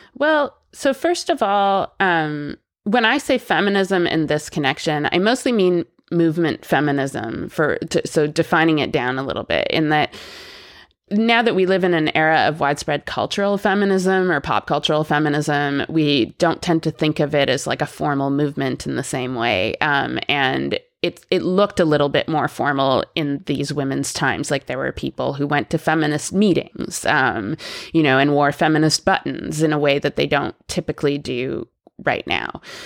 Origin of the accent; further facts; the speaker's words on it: Canada; I'm Canadian and I grew up there